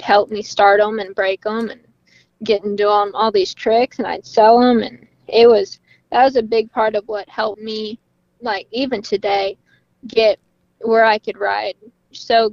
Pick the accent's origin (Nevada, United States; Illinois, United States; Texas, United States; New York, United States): Texas, United States; Llano; moved away as an adult; now in Morgan Mill, United States; I am from Llano, so I moved to Morgan Mill recently for college